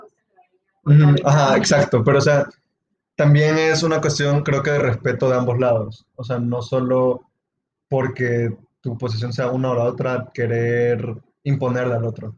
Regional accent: El Salvador; el entorno que yo crecí, o sea, en El Salvador

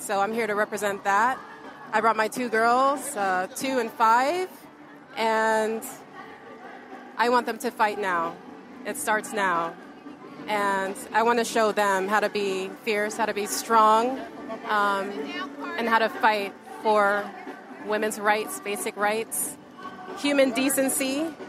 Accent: Manhattan Beach, California, United States; I am from Manhattan Beach.

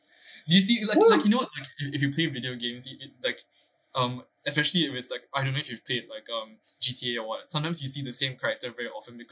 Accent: Singapore; even as a Singaporean

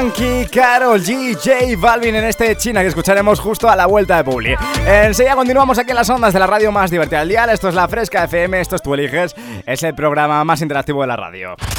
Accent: Ávila, Castile and León, Spain; now in Madrid, Spain; este programa se hace desde, desde Madrid, eh, te estamos llamando desde Madrid, em, realmente yo soy de Ávila

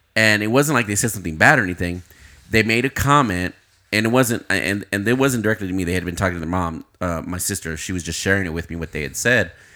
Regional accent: Uvalde, Texas, United States; I'm from Uvalde

